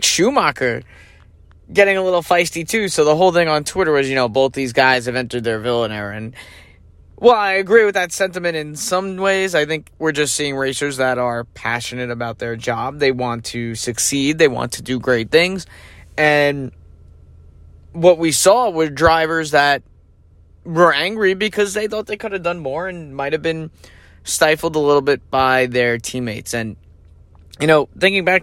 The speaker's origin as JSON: {"language": "English", "country": "United States", "said": "as an American"}